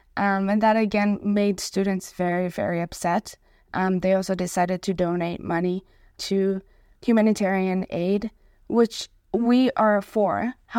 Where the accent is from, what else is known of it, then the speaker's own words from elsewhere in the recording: Israel; now in Victoria, Canada; I immigrated from Israel, and so facing anti-Semitism is something that's new to me and hard